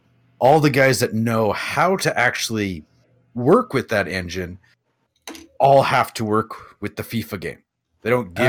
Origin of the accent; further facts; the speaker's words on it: Canada; I remember being Canadian also.